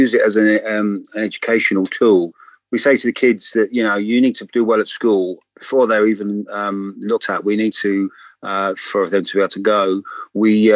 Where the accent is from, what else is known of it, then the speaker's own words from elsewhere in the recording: England, United Kingdom; accent: English; I'm sort of English, as you can tell by my accent